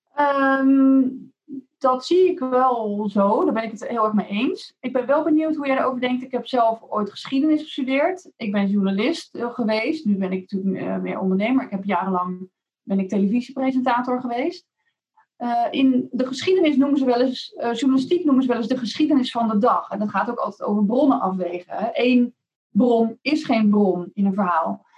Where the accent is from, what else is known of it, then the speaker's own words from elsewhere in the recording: Rotterdam, South Holland, Netherlands; mede Rotterdammer